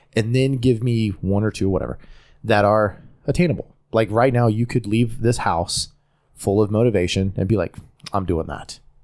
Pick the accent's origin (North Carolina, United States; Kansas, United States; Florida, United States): North Carolina, United States; accent: Southern; I'm an American born in America from North Carolina. So I'm, I'm going to have somewhat of an accent just from being in North Carolina in the South